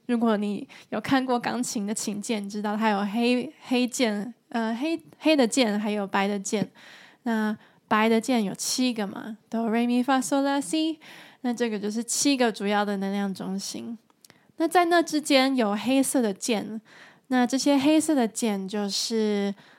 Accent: Taiwan; now in Germany; 我现在住在德国，而我来自台湾

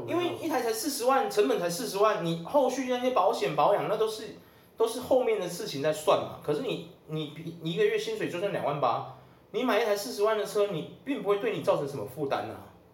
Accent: Taiwan; 我们台湾人

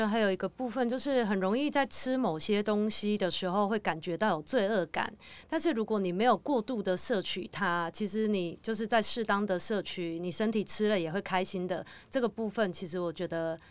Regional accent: Taiwan; 我们台湾人就是以前在幼稚园或者是国小、国中的时候，其实我们都有一个午休的时间

